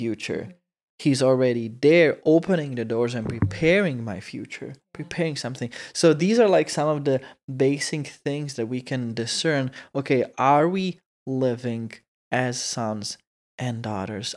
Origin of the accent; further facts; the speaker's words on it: Croatia; English is a second language; moved away; we say it in Croatian